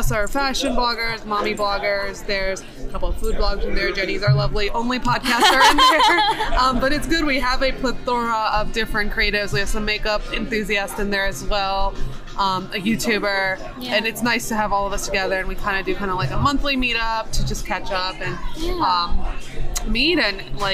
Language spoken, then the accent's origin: English; New York, United States; moved away as an adult; now in Memphis, United States; I'm originally from New York